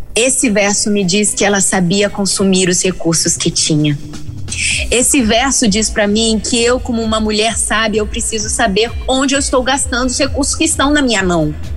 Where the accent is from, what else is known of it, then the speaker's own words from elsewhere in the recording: Rio de Janeiro, Brazil; now in Vila Velha, Brazil; no Espírito Santo, mas sou carioca